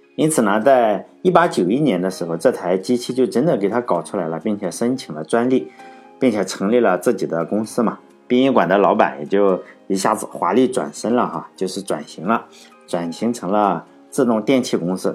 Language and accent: Chinese; Laiwu, Shandong, China; 像我老家是莱芜